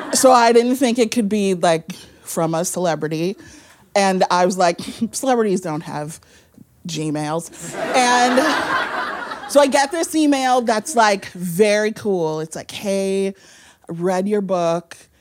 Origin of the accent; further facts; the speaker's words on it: Midwest, United States; I'm from the Midwest where we just eat potatoes for every meal